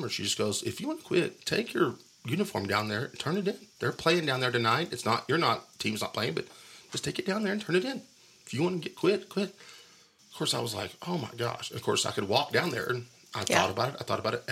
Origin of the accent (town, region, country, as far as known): Wolfforth, Texas, United States; born or raised there